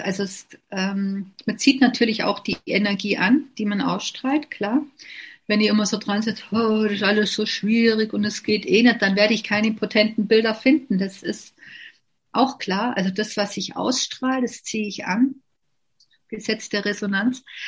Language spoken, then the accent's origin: German; Bavaria, Germany; also born or lived in Lindau am Bodensee; bei uns in Bayern